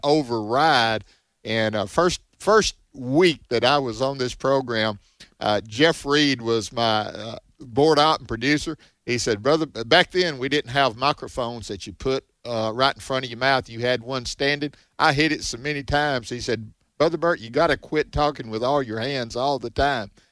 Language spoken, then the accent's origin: English; Mississippi, United States; Mississippi, my home state